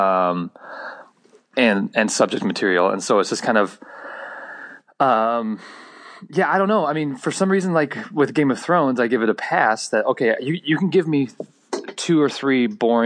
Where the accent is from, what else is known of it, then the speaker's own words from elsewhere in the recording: Central Illinois, United States; growing up in Central Illinois